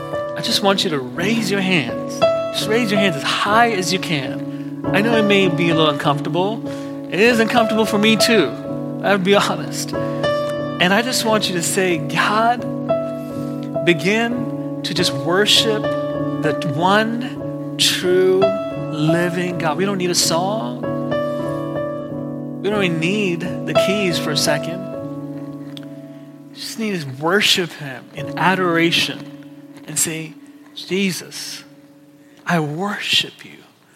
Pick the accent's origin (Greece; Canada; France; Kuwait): Kuwait; and I grew up in Kuwait